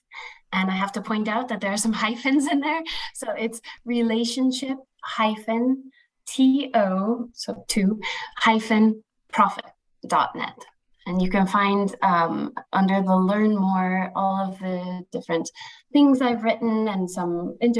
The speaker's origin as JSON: {"language": "English", "region": "Colorado", "country": "United States", "tie": "born or raised there", "said": "my home state in the US, Colorado"}